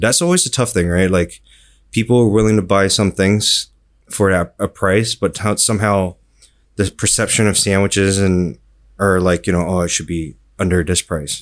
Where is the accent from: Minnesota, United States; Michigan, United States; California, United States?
California, United States; Fremont; moved away as an adult; now in Singapore; I was born in Singapore and I grew up in California